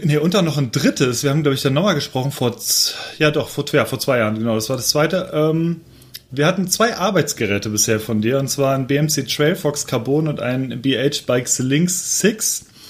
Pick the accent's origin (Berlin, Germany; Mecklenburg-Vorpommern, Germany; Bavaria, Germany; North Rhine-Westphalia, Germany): North Rhine-Westphalia, Germany; Overath; ich komme ja aus Overath